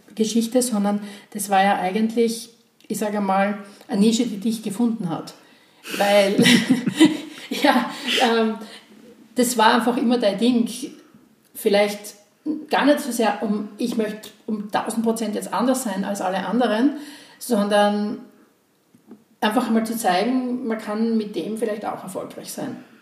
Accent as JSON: {"language": "German", "town": "Graz", "region": "Styria", "country": "Austria", "tie": "born or raised there", "said": "ich bin 52 und gebürtige Grazerin"}